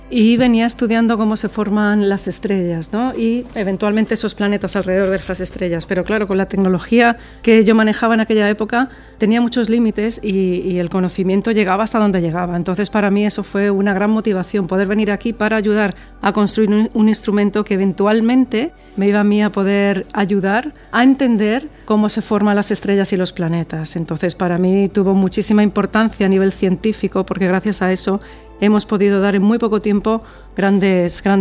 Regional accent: Spain; moved away as an adult; now in Chile; soy astrónoma española y vine a Chile en el 2006

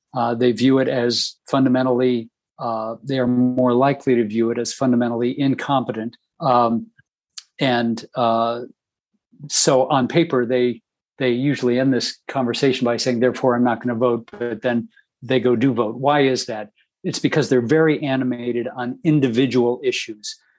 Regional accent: Dayton, Ohio, United States; my hometown of Dayton, Ohio

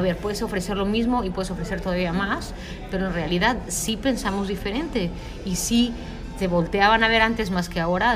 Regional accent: Mexico; yo soy mexicana

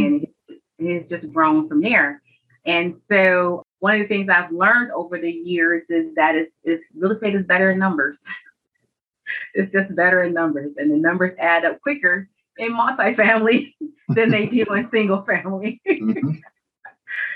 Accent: Michigan, United States; now in Georgia, United States; I was born and raised in Michigan, and I'm relocated to the south in Georgia for family.

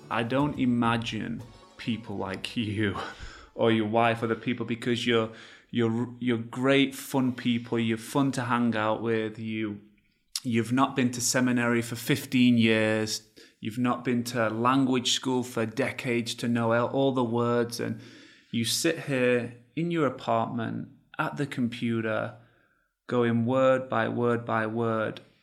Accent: England, United Kingdom; now in United States; I come from England. I didn't grow up knowing the Lord. I now live in, in America.

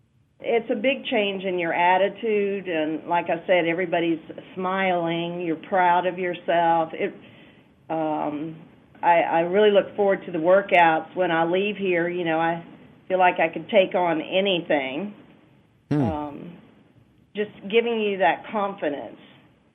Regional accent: Gainesville, Florida, United States; I grew up in Gainesville. I have a lot of friends here

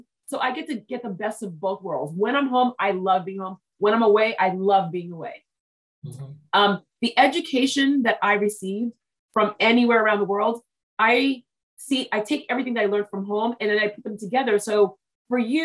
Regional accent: Massachusetts, United States; also born or lived in Texas; I live in Massachusetts in the United States

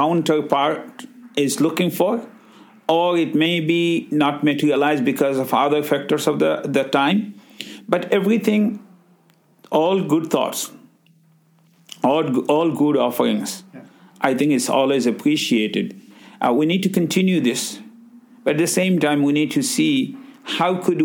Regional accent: Bangladesh; English is a second language; moved away as an adult; now in Brantford, Canada; I'm originally from Bangladesh

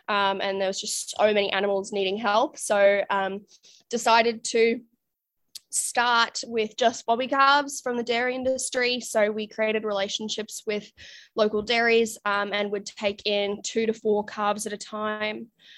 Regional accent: Canada; moved away as an adult; now in Australia; So I'm actually originally from Canada. You can't tell from my accent, but moved out to Australia when I was 19.

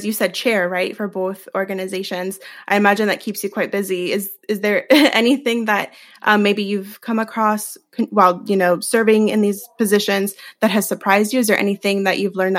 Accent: Miami, Florida, United States; also born or lived in Venezuela; my family moved to Miami, Florida from Venezuela when I was just 2 years old. While I did not grow up in my home country, I always felt connected to my Latin roots through the diversity that filled my hometown.

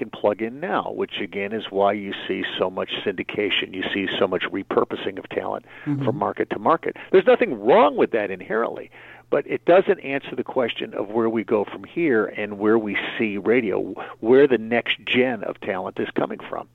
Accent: Middletown, Connecticut, United States; the town I grew up in was Middletown, Connecticut

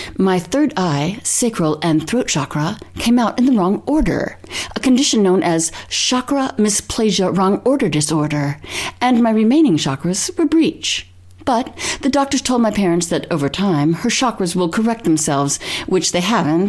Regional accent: Berkeley, California, United States; born there; Furthermore, I was born in Berkeley, California

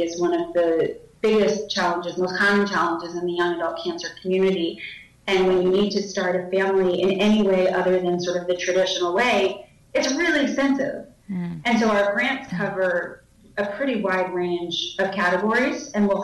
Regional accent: New York City, New York, United States; I grew up in New York City.

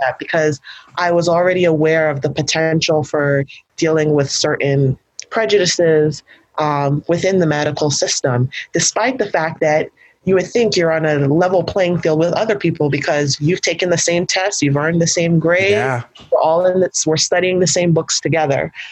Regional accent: New York, United States; growing up in New York

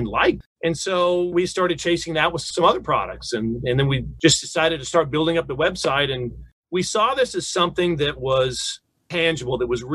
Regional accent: Newport Beach, California, United States; I grew up in Newport Beach, so I was in the water twice a day in the summer

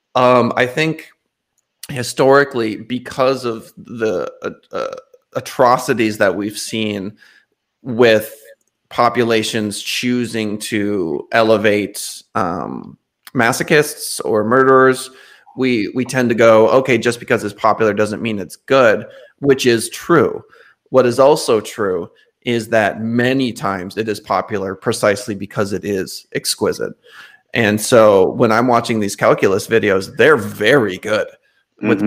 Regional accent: North Dakota, United States; I'm from North Dakota

